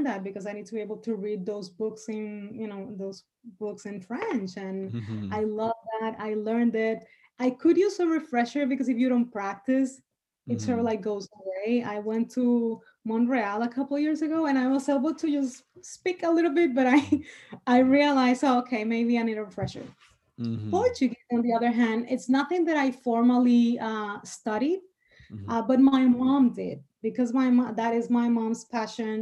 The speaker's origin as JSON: {"language": "English", "country": "Dominican Republic", "tie": "born or raised there", "first_language": "Spanish", "second_language": "English", "moved": "as an adult", "lives_now": "United States", "said": "Spanish is my native tongue, and I lived in the DR until very recently, so I was born with that."}